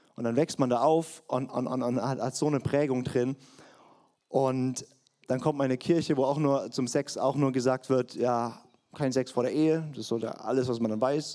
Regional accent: Swabia, Baden-Württemberg, Germany; Ich bin ein in Schwaben geborener Partner mit fränkisch-hessischen Wurzeln

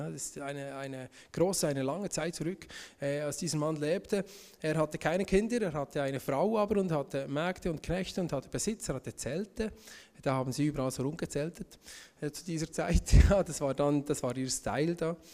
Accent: Bern, Switzerland; ich bin aus dem Emmental, ich bin ähm, 32 Jahre alt

